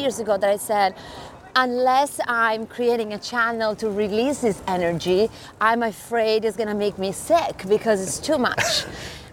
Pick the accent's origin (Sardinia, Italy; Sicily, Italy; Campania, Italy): Sardinia, Italy; accent: Italian; English is a second language; moved away as an adult; now in New York, United States; as you can tell from my accent, I am Italian.